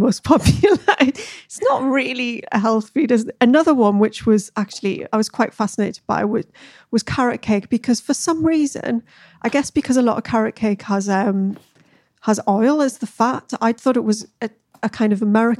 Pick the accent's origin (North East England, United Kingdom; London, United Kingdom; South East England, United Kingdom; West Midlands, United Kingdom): North East England, United Kingdom; the Northeast; I am actually from the Northeast